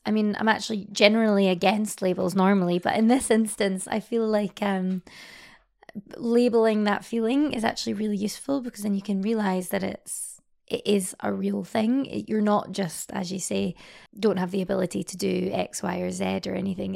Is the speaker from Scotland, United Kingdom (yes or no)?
yes; Scotland, United Kingdom; now in Paris, France; I'm, I'm from Scotland originally, um, and now live, um, based in Paris at the moment